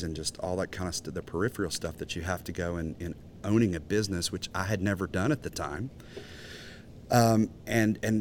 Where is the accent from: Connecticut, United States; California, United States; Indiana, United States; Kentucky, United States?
Kentucky, United States; Ashland; moved away as an adult; also born or lived in Nashville, Tennessee; my hometown, Ashland, is the very northeast corner.